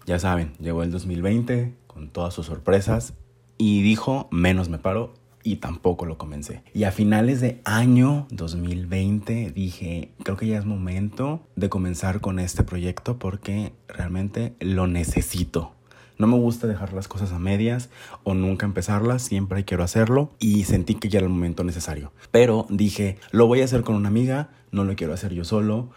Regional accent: Monterrey, Nuevo León, Mexico; soy de Monterrey, Nuevo León

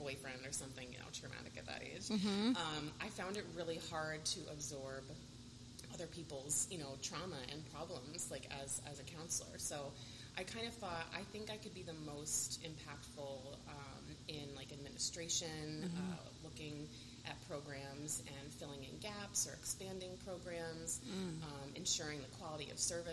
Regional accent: Colonie, New York, United States; moved away as an adult; also born or lived in Tampa, Florida; I grew up in South Colony, graduated in 2001

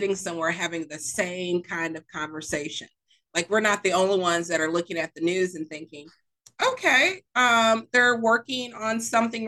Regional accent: Mississippi, United States; also born or lived in Ohio; now in Georgia, United States; I was born in Ohio, raised in Mississippi

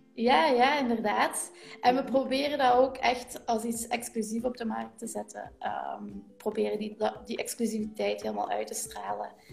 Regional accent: Limburg, Flanders, Belgium; accent: Limburg; in de streek van waar we vandaan komen, je hoort dat ook aan mijn accent, mhm. ik, eh, kom van Limburg

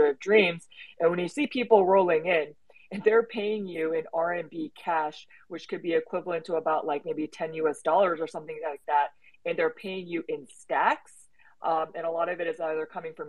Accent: United States; moved away as an adult; also born or lived in Hong Kong / China / Macau; I am Korean American, but lived in Hong Kong, China, and Macau for the last 10 years and just moved back stateside

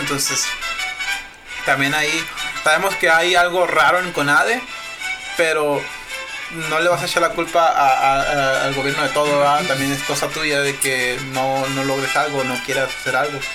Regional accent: Sinaloa, Mexico; somos mexicanos, pero también somos sinaloenses

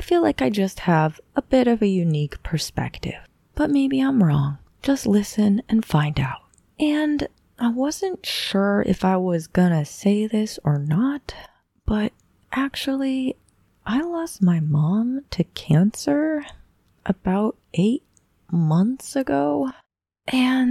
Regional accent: Boulder, Colorado, United States; I'm from Boulder, Colorado, a little town.

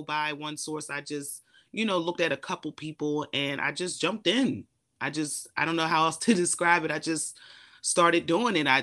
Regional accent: Eastern Shore, Maryland, United States; I am an introvert from a small town, Eastern Shore, Maryland

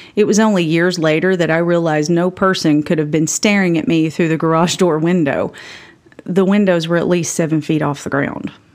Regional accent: Campbell County, Tennessee, United States; I was raised by a nurse mom and a coal truck driving dad in Campbell County, Tennessee

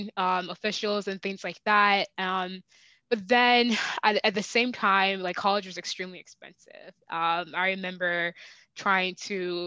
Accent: Virginia, United States; moved away as an adult; also born or lived in Nigeria / Texas; now in Seattle, United States; I was born in Nigeria, raised in Virginia, educated in Texas, and now live in Seattle

